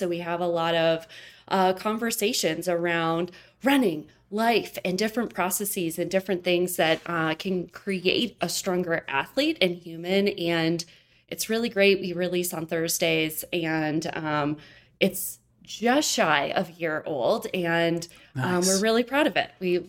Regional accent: Michigan, United States; And I'm originally lived in Michigan. So I moved from Michigan to Colorado.

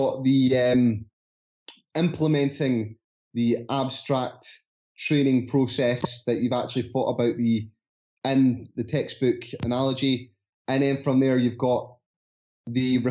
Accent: Scotland, United Kingdom; accent: Scottish; my Scottish accent

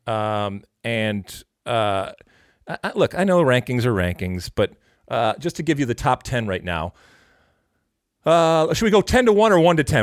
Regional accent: United States; as an American

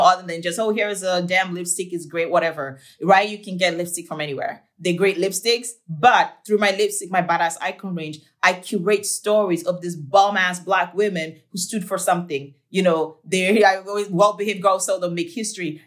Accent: Nigeria; now in United States; I'm from Nigeria

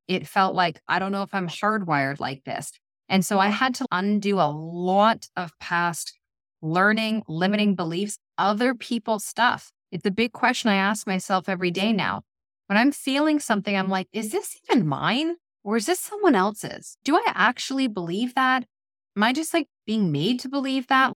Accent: Ontario, Canada; moved away as an adult; now in British Columbia, Canada; We are, we're from Ontario and Canada. We live in B C, and we're heading home for ten days for Christmas

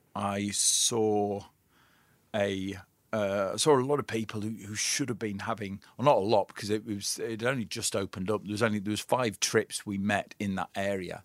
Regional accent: Lake District, North West England, United Kingdom; I was raised in the Lake District

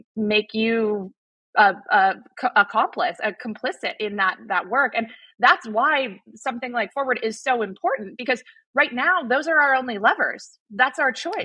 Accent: Arizona, United States; I grew up in Arizona

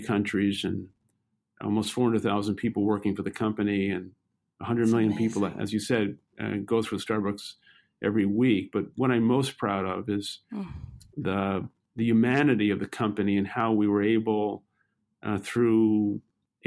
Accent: New York City, New York, United States; I grew up in Brooklyn, New York, and lived most of my young adolescent and teenage life in public housing.

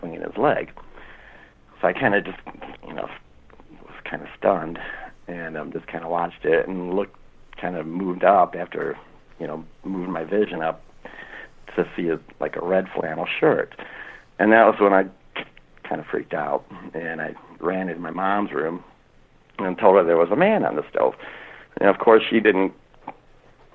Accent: Norwalk, Ohio, United States; I grew up in Norwalk, Ohio

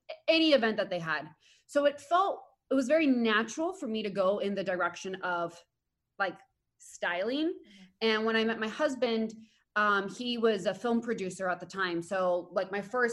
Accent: Spain; now in United States; I grew up in Spain

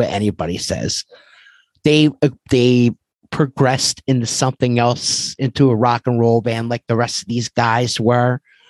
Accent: Philadelphia, Pennsylvania, United States; growing up in Philadelphia

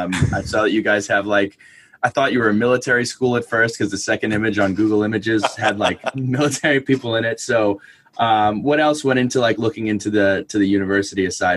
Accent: New Jersey, United States; so I'm from New Jersey up around New York, about 500 miles from Virginia Tech.

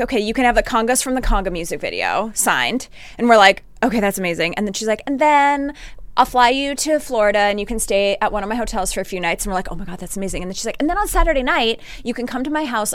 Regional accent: Northern Canada, Canada; I grew up in Northern Canada

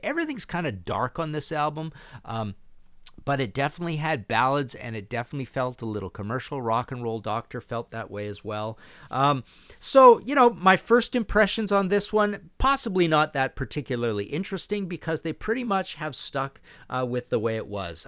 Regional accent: Canada; being Canadian, being next to the States, being thirteen, being kids

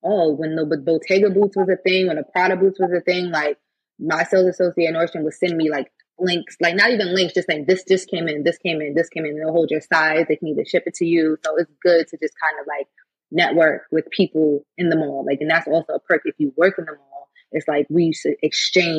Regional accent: New York, United States; also born or lived in California; I'm from New York

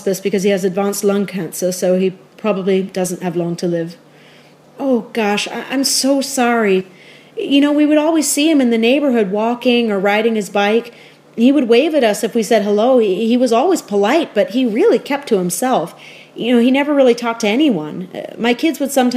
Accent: New York, United States; I've lived my whole life in New York

